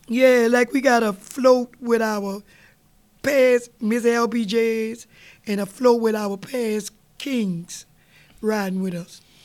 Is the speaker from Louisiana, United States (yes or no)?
yes; New Orleans, Louisiana, United States; we was raised up in Gertown, mm-hmm. we didn't see many parades. So my daddy moved us uptown on Washington